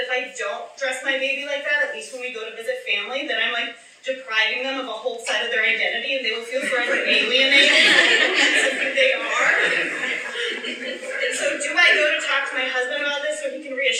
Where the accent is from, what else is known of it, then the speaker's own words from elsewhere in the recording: Chicago, Illinois, United States; moved away as an adult; also born or lived in Austin, Texas; my hometown